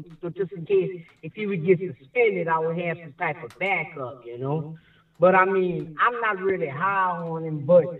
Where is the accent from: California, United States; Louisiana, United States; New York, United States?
Louisiana, United States; I'm from Louisiana.